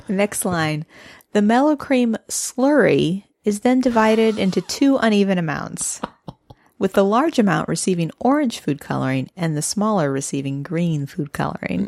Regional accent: Midwest, United States; moved away; being a Midwesterner

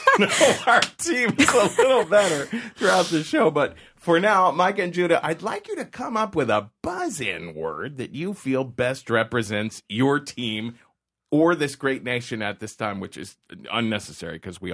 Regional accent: Ohio, United States; now in New York City, United States; There's a lot of Ohioans here. I am, too.

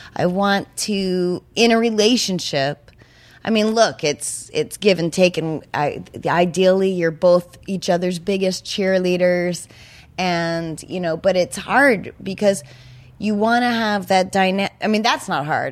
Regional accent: New Hampshire, United States; I'm from New Hampshire

